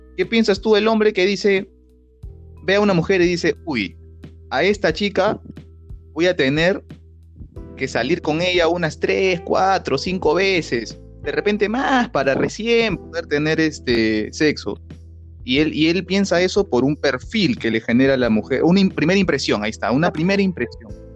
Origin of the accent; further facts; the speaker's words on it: Lima, Peru; accent: peruano; nosotros los limeños, los peruanos